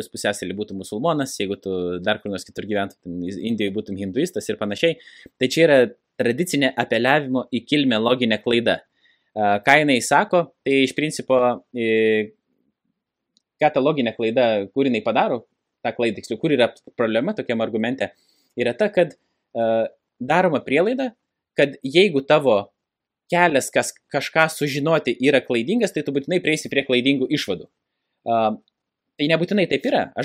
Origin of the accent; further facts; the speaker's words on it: Lithuania; nors aš ir gimiau Lietuvoje, dabar žiūrint grinai sociologiškai, Lietuva, nu, nėra tokia jau krikščioniška valstybė, kaip kad bandoma yra pasakyti aš neužaugau tikinčioje šeimoje. Ir aš atsiverčiau būdamas 26 metų